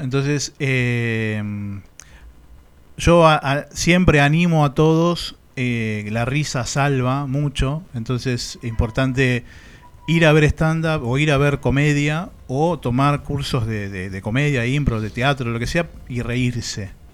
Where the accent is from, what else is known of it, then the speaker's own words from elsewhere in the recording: Banfield, Buenos Aires Province, Argentina; also born or lived in Barcelona, Spain; Yo soy de Banfield